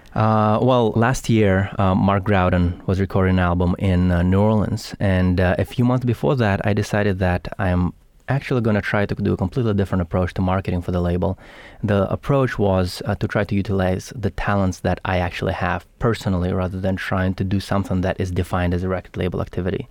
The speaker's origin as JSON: {"language": "English", "region": "Saint Petersburg", "country": "Russia", "also_born_or_lived": "Los Angeles", "moved": "yes", "lives_now": "Bay Area, United States", "said": "I'm from Russia, Saint"}